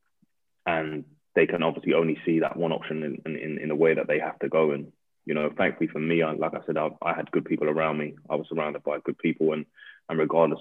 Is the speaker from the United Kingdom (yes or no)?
yes; Coventry, West Midlands, United Kingdom; moved away as an adult; also born or lived in Battersea, London; now in Surrey, United Kingdom; I'm from Coventry, yeah. So I grew up in Coventry.